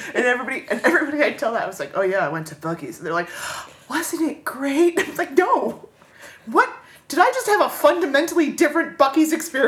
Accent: Florida, United States; growing up in Florida, growing up in an area that's very heavily touristy

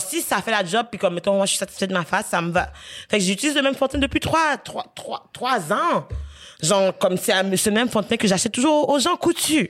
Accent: Quebec, Canada; on est québécois, même si on n'est pas blanc.

